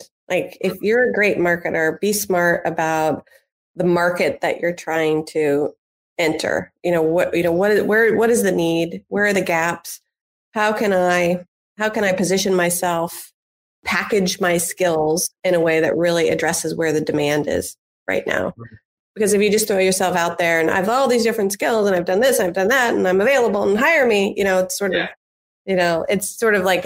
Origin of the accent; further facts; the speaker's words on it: Indianapolis, Indiana, United States; moved away as an adult; I grew up in Indianapolis, Indiana, and came back to raise a family